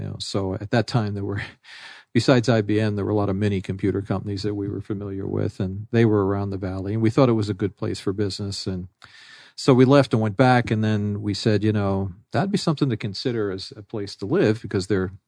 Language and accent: English; New York City, New York, United States; Since I'm originally from New York and grew up in New York City